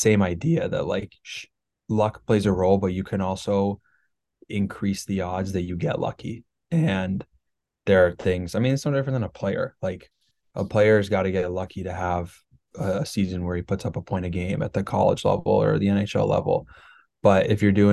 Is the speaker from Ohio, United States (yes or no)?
yes; Ohio, United States; moved away as an adult; also born or lived in Midwest; I grew up in Ohio and I like lived in the Midwest the majority of my life